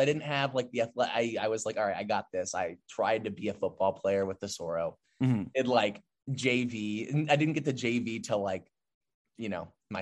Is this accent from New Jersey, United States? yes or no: no; Southern California, United States; growing up, for folks who don't know, Southern California, everyone's an athlete